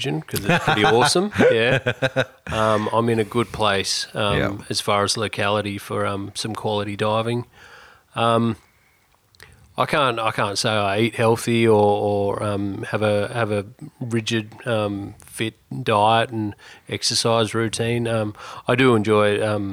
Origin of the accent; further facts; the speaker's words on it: Esperance, Western Australia, Australia; now in Exmouth, Australia; I grew up in Esperance.